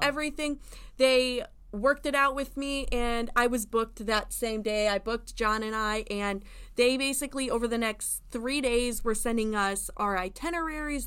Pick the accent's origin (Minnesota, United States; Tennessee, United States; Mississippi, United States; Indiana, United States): Indiana, United States; now in Florida, United States; I'm from Indiana